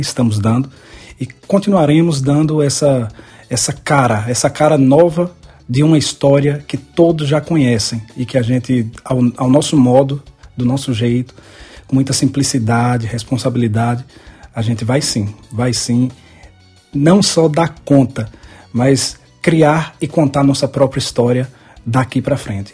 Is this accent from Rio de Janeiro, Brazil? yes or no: no; interior of Bahia, Brazil; moved away as an adult; now in Salgueiro, Brazil; lá na minha cidade no interior da Bahia